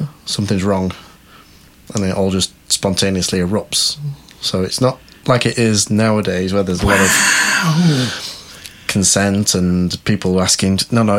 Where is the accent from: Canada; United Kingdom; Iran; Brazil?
United Kingdom; Manchester, North West England; moved away; I'm from Manchester originally.